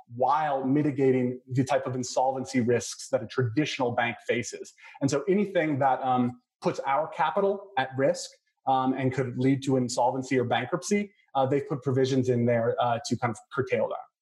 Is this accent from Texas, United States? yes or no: yes; El Paso, Texas, United States; moved away; I was born in El Paso, which is just down I twenty five